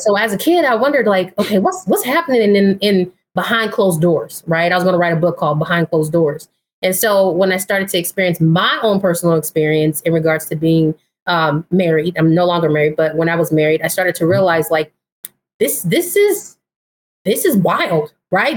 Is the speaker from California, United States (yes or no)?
yes; Pomona, California, United States; now in Sacramento, United States; I am originally from uh, Southern California, so I grew up in Pomona.